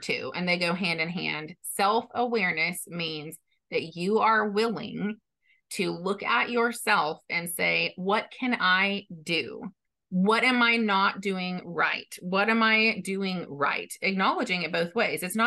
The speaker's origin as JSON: {"language": "English", "region": "Texas", "country": "United States", "said": "I'm from Texas"}